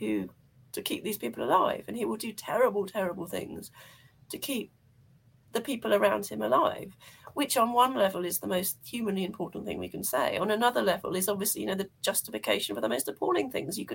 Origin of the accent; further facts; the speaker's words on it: United Kingdom; as a British person